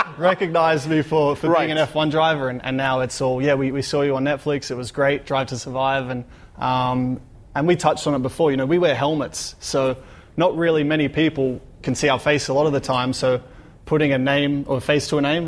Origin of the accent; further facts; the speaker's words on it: Australia; growing up in Australia, you know, growing up with sunshine and uh, you know, live close to the beach